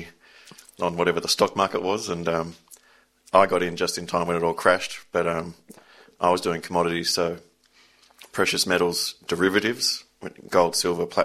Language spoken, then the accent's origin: English; Sydney, New South Wales, Australia; Sydney, born and bred, and even though I make a Northern Beaches publication, I was born and raised in Balmain